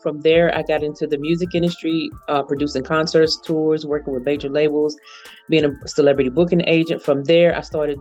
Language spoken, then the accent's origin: English; Greenville, Alabama, United States; now in Atlanta, United States; I'm originally from Alabama, Greenville, Alabama. So a small town.